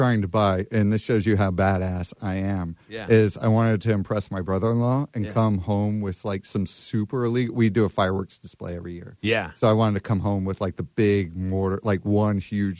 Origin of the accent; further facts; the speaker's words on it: Manassas, Virginia, United States; So I'm from Manassas, Virginia. It's a tiny town in the middle.